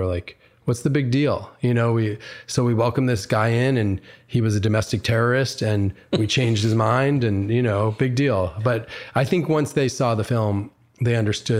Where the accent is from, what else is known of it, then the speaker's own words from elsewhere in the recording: Schenectady, New York, United States; So I was born in Schenectady, New York. And when I was a boy growing up there, I faced anti-Semitism.